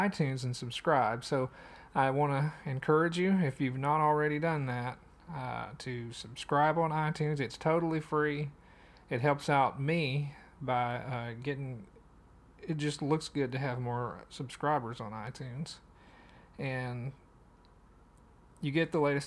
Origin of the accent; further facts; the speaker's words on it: Madisonville, Tennessee, United States; from my hometown, from Madisonville